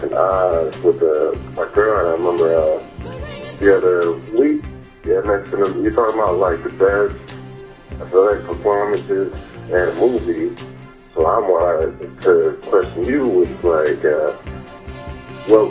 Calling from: Milwaukee, Wisconsin, United States; I'm calling from Milwaukee

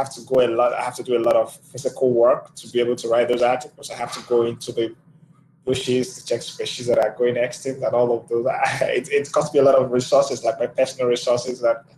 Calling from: Abuja, Federal Capital Territory, Nigeria; I am joining from Abuja, Nigeria

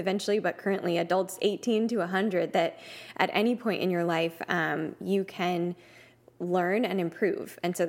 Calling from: Dallas, Texas, United States; So I'm tuning in from Dallas, Texas today.

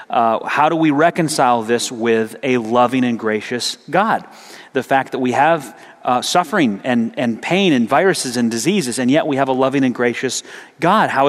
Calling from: Pakistan; I'm speaking from Pakistan.

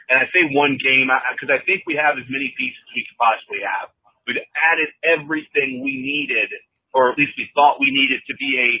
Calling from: Roanoke, Virginia, United States; from Virginia. calling on my way

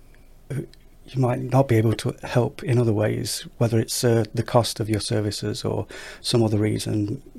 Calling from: Nottingham, East Midlands, United Kingdom; I'm in Nottingham in the UK, Robin Hood country.

